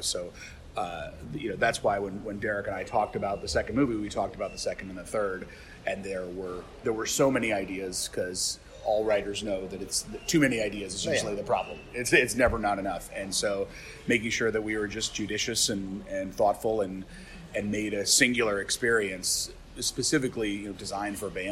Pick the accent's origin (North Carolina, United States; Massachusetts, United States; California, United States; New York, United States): California, United States; San Francisco; also born or lived in Oakland; now in Vermont, United States; I was raised by hippies in San Francisco and Oakland